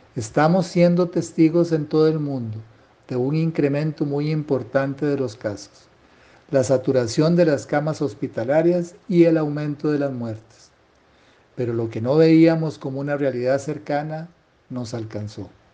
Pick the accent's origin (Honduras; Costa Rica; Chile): Costa Rica; como ciudadano costarricense